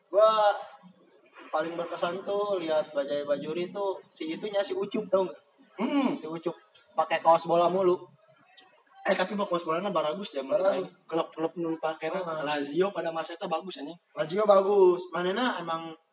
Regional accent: Pasir Sukore, Indonesia; di tempat gua lahir di Pasir Sukore itu udah nggak ada lapangan bola

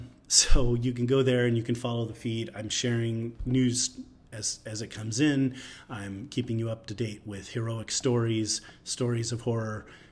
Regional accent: United States; So even though I am an American conservative commentator, one of the, you know, for the last, I don't know, 25 years, one of the few conservative Jewish voices out there.

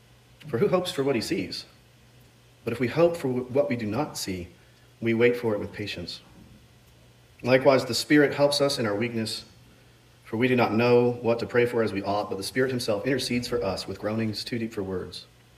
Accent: Iran; born there; I was born in Iran, happy face, to a family so wealthy that my grandpa's grandpa was called a king in the history books.

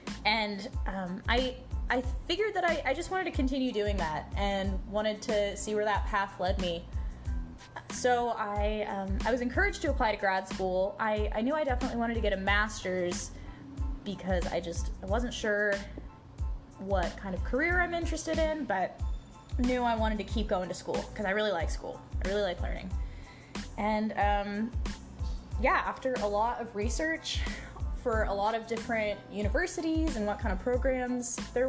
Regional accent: California, United States; moved away; I'm from California.

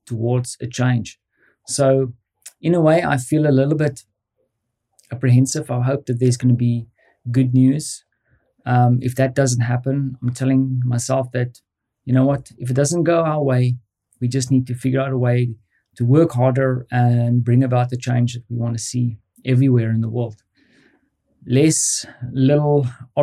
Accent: South Africa; moved away as an adult; now in Poland; being a South African

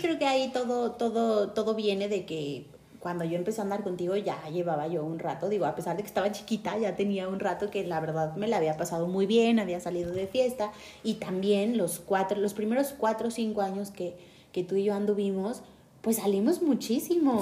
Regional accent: Mexico City, Mexico; tengo 29 años y soy originaria de la Ciudad de México

